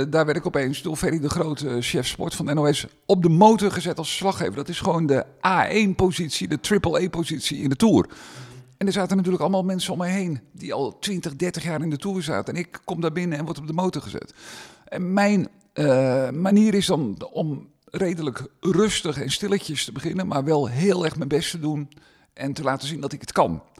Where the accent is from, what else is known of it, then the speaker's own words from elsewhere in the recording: Meerkerk, South Holland, Netherlands; omdat ik hier vandaan kom. Ik kom uit Meerkerk